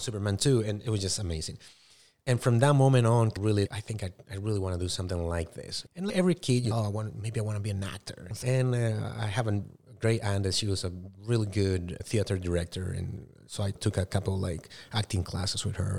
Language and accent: English; Paraguay; English is a second language; moved away; I was born and raised in South America, in Paraguay.